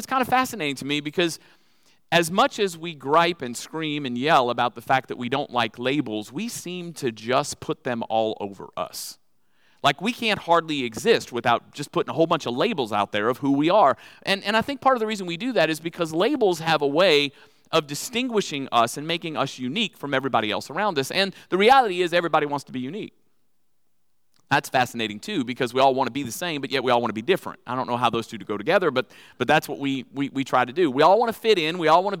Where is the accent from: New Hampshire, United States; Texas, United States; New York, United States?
Texas, United States; I'm from Texas, so I have them with me all the time.